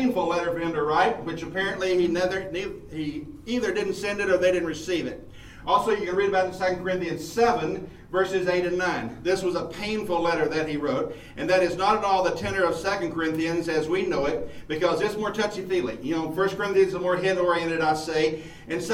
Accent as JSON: {"language": "English", "town": "Mount Pleasant", "country": "United States", "said": "This is home base for me because I'm from Mount Pleasant, about 12 miles away"}